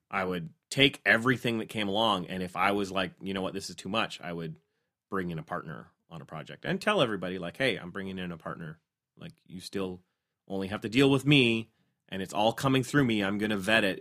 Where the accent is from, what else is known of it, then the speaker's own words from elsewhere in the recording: Canada; as a Canadian